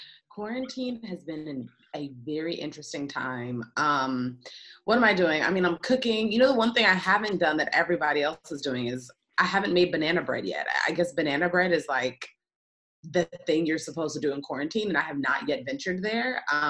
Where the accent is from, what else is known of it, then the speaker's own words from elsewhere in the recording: Washington, District of Columbia, United States; Like, you're just going to Los Angeles, 3,000 miles. I'm from Washington, D.C. area. They're like, you're going 3,000 miles away from home, you know, to chase this dream.